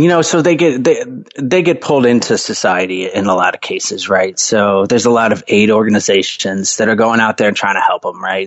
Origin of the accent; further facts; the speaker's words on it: Atlanta, Georgia, United States; I grew up in the suburbs of Atlanta, actually, you know, never really uh, left the country until after college